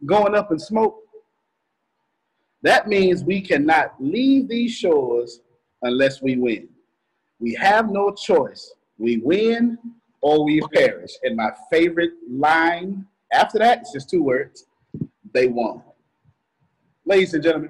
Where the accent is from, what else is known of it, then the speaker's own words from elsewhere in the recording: the South, United States; I'm from the South